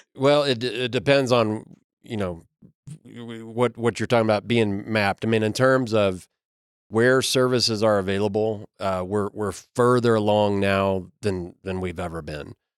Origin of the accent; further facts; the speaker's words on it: Kentucky, United States; I'm from Kentucky